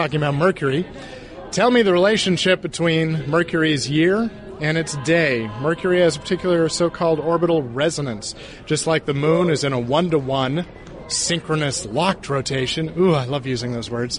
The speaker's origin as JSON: {"language": "English", "town": "Sacramento", "region": "California", "country": "United States", "tie": "born or raised there", "said": "I was a Central Valley guy myself growing up in Sacramento"}